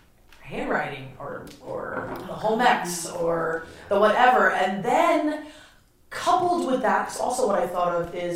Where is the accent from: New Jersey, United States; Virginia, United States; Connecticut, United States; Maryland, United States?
New Jersey, United States; Hackensack; we're in Bergen County, so like, you know, the whole county is an uppity county, and that's certainly where I grew up in Hackensack. It's not even uppity